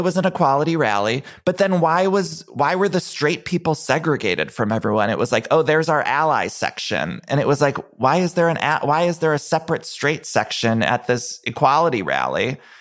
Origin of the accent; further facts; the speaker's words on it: Ohio, United States; moved away; I'm from Ohio